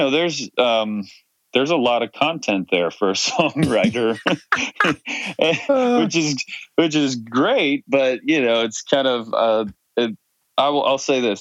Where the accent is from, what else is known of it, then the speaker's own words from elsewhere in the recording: Washington, District of Columbia, United States; moved away; I grew up in Washington, D.C.